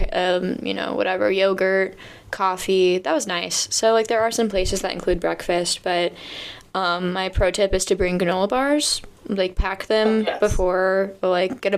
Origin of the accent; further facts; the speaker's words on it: United States; as an American